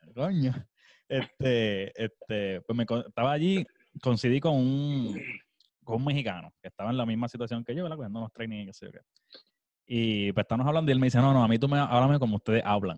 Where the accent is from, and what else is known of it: Puerto Rico; moved away as an adult; now in United States